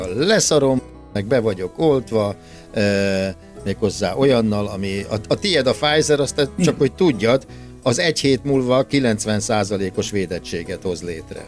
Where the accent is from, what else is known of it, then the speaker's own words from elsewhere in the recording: Hungary; Egy olyan országba születtünk